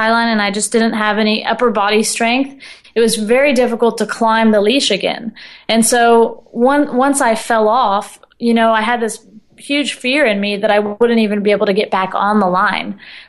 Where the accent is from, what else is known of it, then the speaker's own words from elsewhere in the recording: Austin, Texas, United States; I used to go to this park in my hometown of Austin, Texas, and swim and just hang out under the pecan trees.